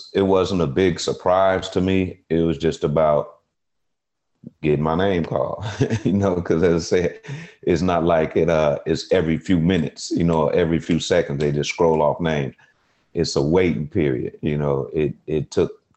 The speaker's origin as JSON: {"language": "English", "town": "Chicago", "region": "Illinois", "country": "United States", "said": "my family, we're from Chicago"}